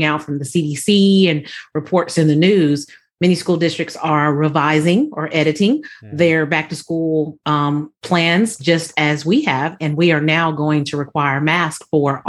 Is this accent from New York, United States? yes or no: no; Southern California, United States; born or raised there; moved away